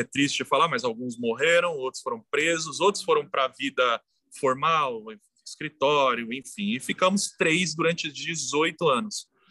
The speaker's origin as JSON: {"language": "Portuguese", "region": "São Paulo", "country": "Brazil", "tie": "born or raised there", "said": "eu nasci em São Mateus. Sou cria de São Mateus"}